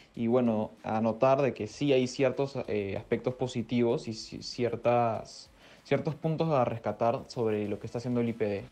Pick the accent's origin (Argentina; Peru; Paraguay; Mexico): Peru